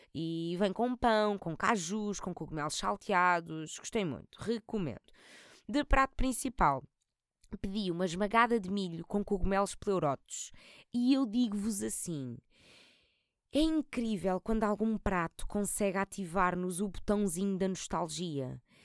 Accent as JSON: {"language": "Portuguese", "country": "Portugal", "said": "E somos tugas"}